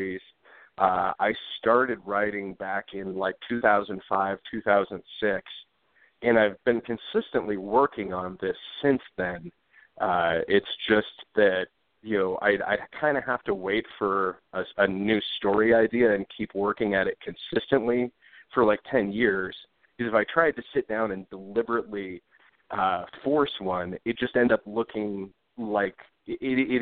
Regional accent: Omaha, Nebraska, United States; moved away as an adult; also born or lived in West Coast; now in Denver, United States; I grew up in Omaha, Nebraska, mainly in the Dundee neighborhood for the early part of my life

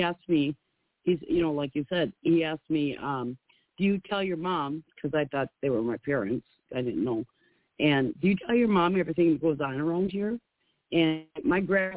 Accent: Minnesota, United States; I'm from Minnesota

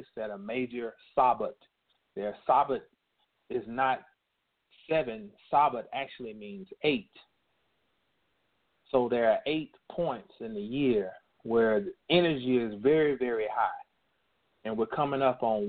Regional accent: North Carolina, United States; North Carolina, which happens to be my home state.

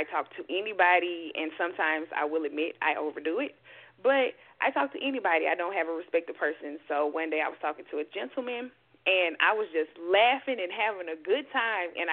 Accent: Mississippi, United States; moved away as an adult; now in Houston, United States; I'm from Mississippi, born and raised.

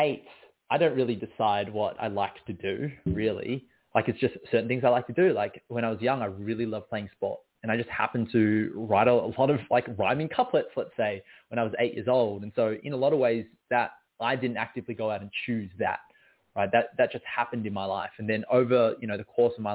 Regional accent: Melbourne, Victoria, Australia; I was born and raised in Melbourne, Australia

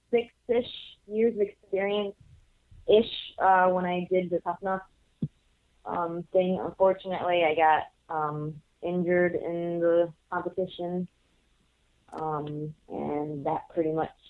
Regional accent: Puerto Rico; now in United States; when I came from Puerto Rico, I started uh, in Chicago, the Chicago area

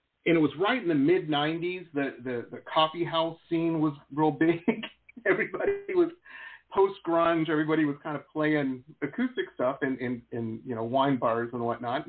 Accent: Detroit, Michigan, United States; moved away as an adult; also born or lived in Boston; now in Los Angeles, United States; I grew up in Metro Detroit, and I wanted to get to L.A. so bad

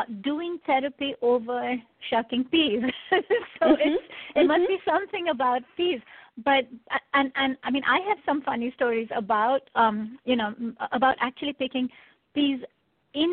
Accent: India; moved away; I grew up in India.

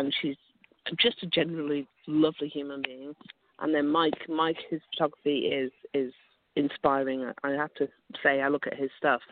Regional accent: United Kingdom; moved away as an adult; now in Ottawa, Canada; I'm obviously British. I'm kind of newish to Canada

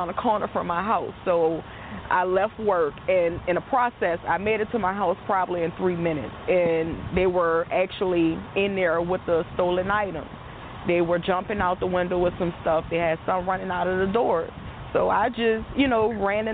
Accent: New Orleans, Louisiana, United States; I'm from New Orleans

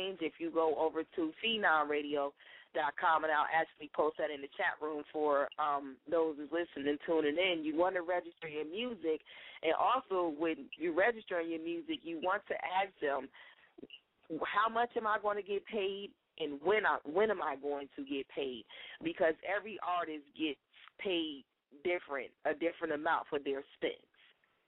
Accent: Detroit, Michigan, United States; I'm from Detroit

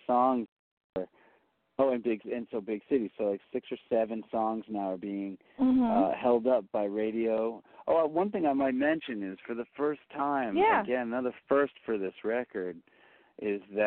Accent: New York City, New York, United States; as a New Yorker

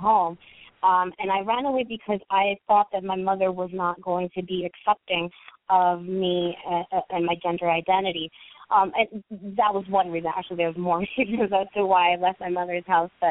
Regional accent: New York City, New York, United States; I was born and raised in New York City.

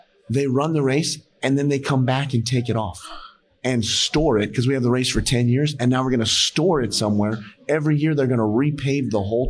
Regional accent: Las Vegas, Nevada, United States; I'm from Las Vegas, and Las Vegas is extremely busy.

